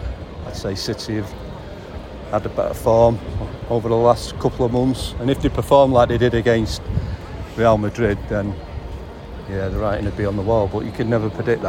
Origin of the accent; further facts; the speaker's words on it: Leyland, North West England, United Kingdom; I'm from Leyland.